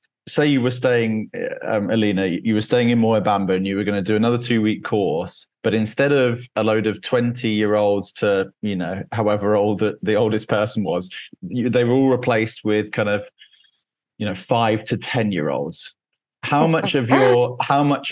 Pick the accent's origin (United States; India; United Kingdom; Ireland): United Kingdom; Cambridge, East of England; Cambridge in England